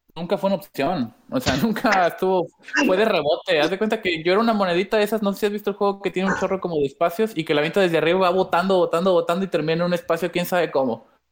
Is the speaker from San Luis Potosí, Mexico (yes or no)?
yes; San Luis Potosí, Mexico; now in Nuevo León, Mexico; yo nací eh, en San Luis Potoyés